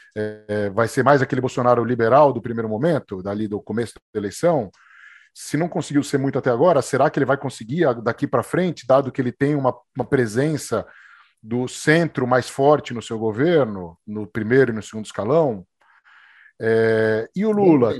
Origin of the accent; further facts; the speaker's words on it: Brazil; A gente é brasileiro